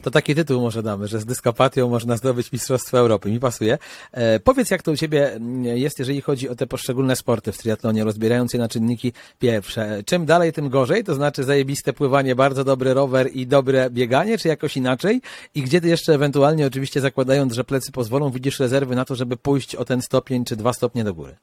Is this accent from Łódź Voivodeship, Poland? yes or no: no; Płock, Masovian Voivodeship, Poland; pochodzę z Płocka